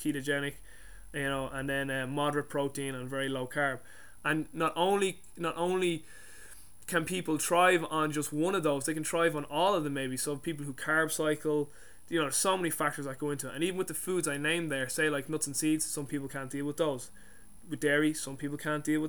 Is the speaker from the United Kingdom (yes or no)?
no; Ireland; I'm Irish